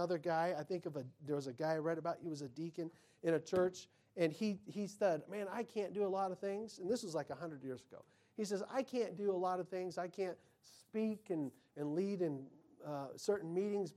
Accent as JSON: {"language": "English", "country": "United States", "said": "I'm an American."}